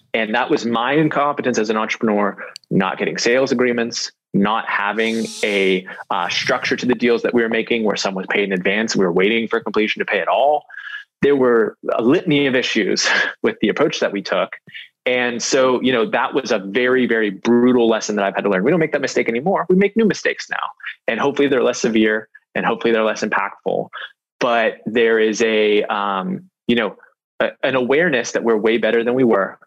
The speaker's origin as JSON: {"language": "English", "area": "North Hills, Ross Township", "region": "Pennsylvania", "country": "United States", "tie": "born or raised there", "said": "I grew up in the North Hills"}